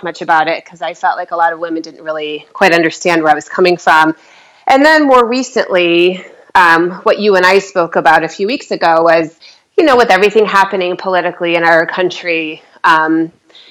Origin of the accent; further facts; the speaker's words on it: Michigan, United States; I'm from Michigan, so I know the Midwest